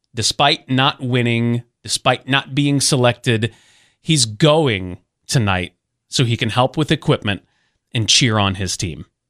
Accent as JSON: {"language": "English", "town": "Mobile", "region": "Alabama", "country": "United States", "tie": "born or raised there", "moved": "yes", "said": "Just came back from Mobile, Alabama, my hometown"}